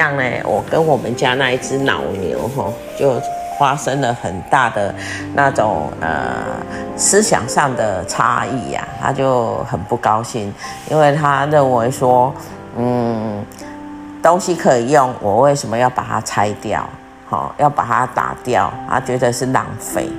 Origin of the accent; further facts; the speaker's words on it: Taiwan; moved away; also born or lived in South Africa; 那十次的变动呢，包括我自己从台湾搬到南非，然后再来再从南非搬回来，然后在南非住的这中间呢，呃，我在南非也应该有搬过哈，大概十次的家